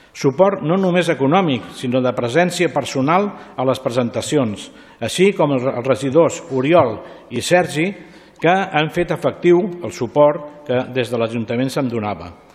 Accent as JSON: {"language": "Catalan", "town": "Ripollet", "region": "Catalonia", "country": "Spain", "tie": "born or raised there", "said": "Ser regidor del poble vaig néixer i créixer"}